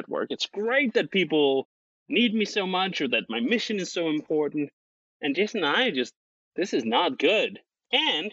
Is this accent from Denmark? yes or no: yes; Denmark; moved away as an adult; now in United States; I'm originally from Denmark